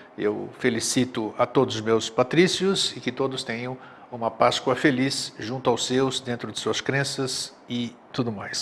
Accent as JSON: {"language": "Portuguese", "country": "Greece", "tie": "born or raised there", "moved": "yes", "lives_now": "Florianópolis, Brazil", "said": "eu sou grego de nascença"}